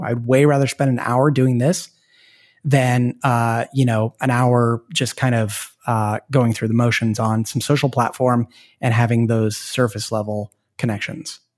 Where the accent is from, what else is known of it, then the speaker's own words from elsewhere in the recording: Portland, Oregon, United States; moved away; I'm from Portland, Oregon, which is a great place to be from. And, and my wife and I moved back there because we have family there